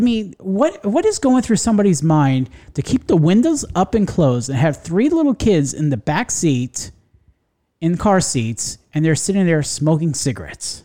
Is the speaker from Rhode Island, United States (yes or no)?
no; New York area, United States; now in Florida, United States; I grew up in the New York area